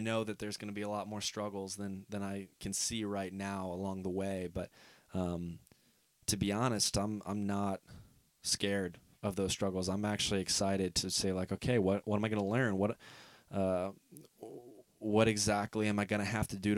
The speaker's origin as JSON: {"language": "English", "region": "Northeast Ohio", "country": "United States", "said": "I'm from Northeast Ohio"}